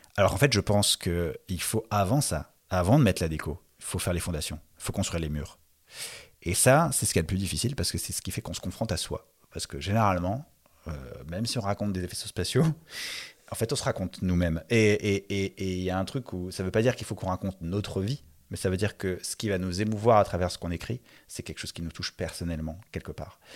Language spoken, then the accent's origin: French; Paris suburbs, Île-de-France, France; j'ai grandi dans un pavillon de banlieue parisienne